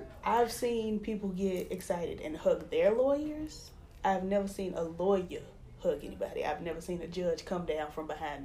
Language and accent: English; Louisiana, United States; We are from Louisiana.